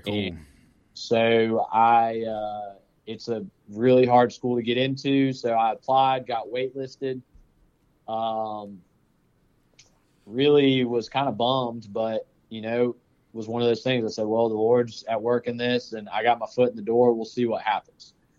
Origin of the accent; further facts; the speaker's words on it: Powder Springs, Georgia, United States; I actually grew up in Powder Springs